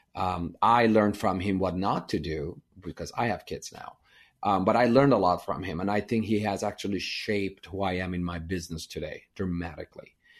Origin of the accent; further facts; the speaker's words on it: Iran; English is a second language; moved away as an adult; now in United States; I grew up in Iran and we were Armenian, so we were minority